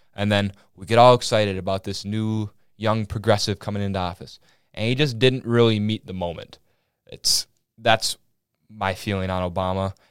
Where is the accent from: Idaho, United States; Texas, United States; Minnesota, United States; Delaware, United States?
Minnesota, United States; Willmar; accent: Minnesotan; I'm from Wilmer, Minnesota, small town